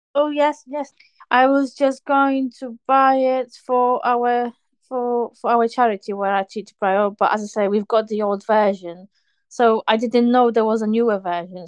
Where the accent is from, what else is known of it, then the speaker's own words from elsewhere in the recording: Poland; moved away; I'm originally from Poland